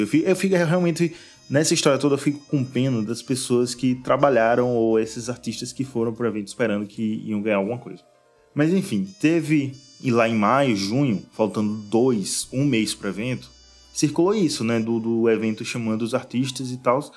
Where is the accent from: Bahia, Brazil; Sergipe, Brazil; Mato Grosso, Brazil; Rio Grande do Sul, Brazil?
Sergipe, Brazil; Aracaju; eu sou da Aracaju